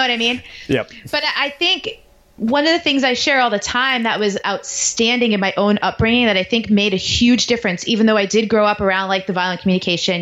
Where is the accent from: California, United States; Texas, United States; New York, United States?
New York, United States; moved away as an adult; also born or lived in Baltimore / Washington, D.C.; I grew up in New York